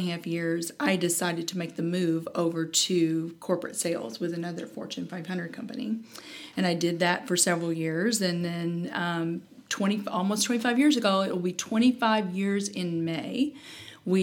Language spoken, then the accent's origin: English; Kentucky, United States; accent: Southern; moved away as an adult; now in St. Louis, United States; we're originally from Kentucky, so you probably detect a little bit of a Southern accent